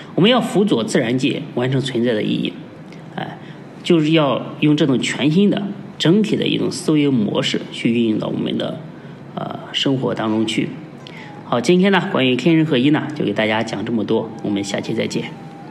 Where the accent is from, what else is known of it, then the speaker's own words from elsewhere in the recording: China; 我们， 呃，中国人